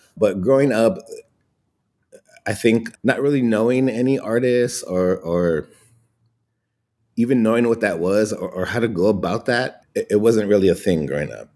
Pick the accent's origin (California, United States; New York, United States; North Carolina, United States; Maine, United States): California, United States; Los Angeles; I grew up in Ball Heights in East Los Angeles